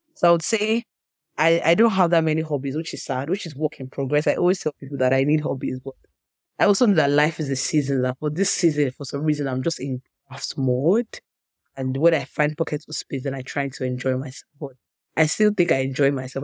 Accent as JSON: {"language": "English", "country": "Nigeria", "tie": "born or raised there", "said": "I grew up in Nigeria"}